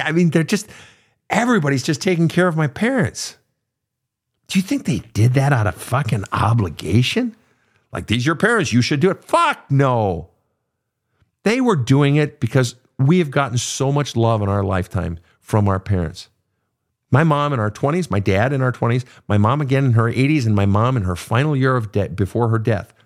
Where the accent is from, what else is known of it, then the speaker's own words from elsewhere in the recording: Lake Park, Minnesota, United States; also born or lived in Fargo, North Dakota; Lake Park, Minnesota, where I was born, actually with the hospital is in Fargo